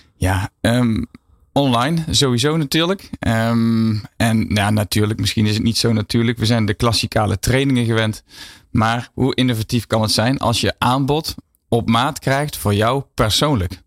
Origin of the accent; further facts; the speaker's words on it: Netherlands; ons als Nederlanders